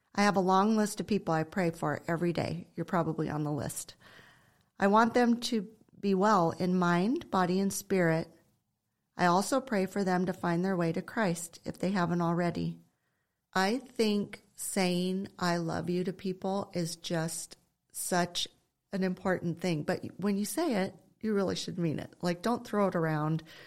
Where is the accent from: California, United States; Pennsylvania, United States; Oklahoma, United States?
California, United States; Ojai; my husband Simon and I were raised in Ojai